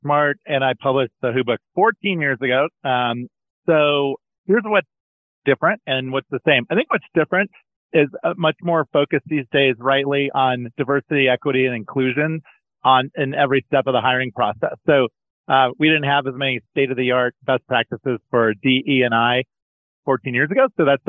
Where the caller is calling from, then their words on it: Colorado, United States; Colorado today, Alex.